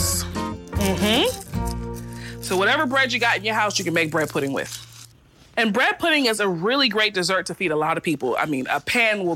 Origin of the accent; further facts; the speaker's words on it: Charleston, South Carolina, United States; I'm hosting a dinner for my new Gullet Supper Club right here in my hometown of Charleston